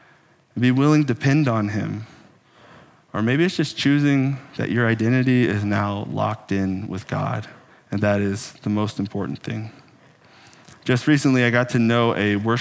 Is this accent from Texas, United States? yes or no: yes; Texas, United States; moved away as an adult; now in Minnesota, United States; I was born in the amazing paradise that some people call Texas. And I grew up in Texas